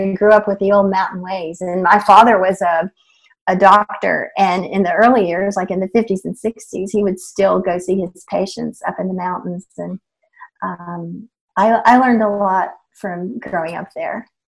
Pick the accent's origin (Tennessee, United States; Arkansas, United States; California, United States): Tennessee, United States; East; moved away; I grew up in Tennessee in a small town in East Tennessee.